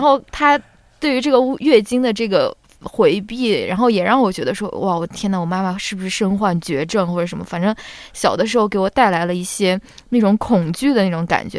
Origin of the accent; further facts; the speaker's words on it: China; 我们在国内长大接受教育的小朋友